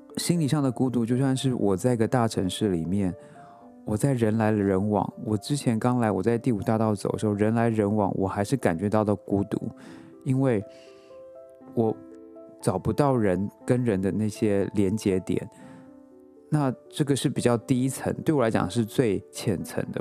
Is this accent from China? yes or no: no; Taiwan; moved away as an adult; now in New York, United States; 我出生在台湾